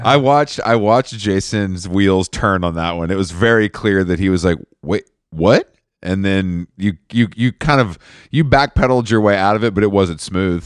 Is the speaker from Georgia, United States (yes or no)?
yes; Atlanta, Georgia, United States; moved away; I'm happy to be in Atlanta, back in my hometown